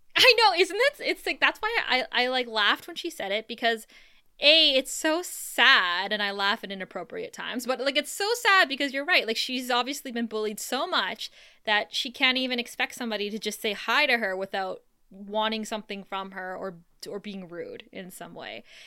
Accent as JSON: {"language": "English", "town": "Thunder Bay", "region": "Ontario", "country": "Canada", "tie": "born or raised there", "moved": "yes", "said": "growing up in Thunder Bay, like, there was probably only one Starbucks while we grew up"}